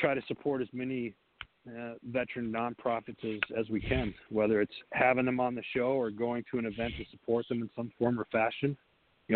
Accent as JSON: {"language": "English", "region": "Wisconsin", "country": "United States", "tie": "born or raised there", "said": "I say Wisconsin because it's in my hometown, in that district up there"}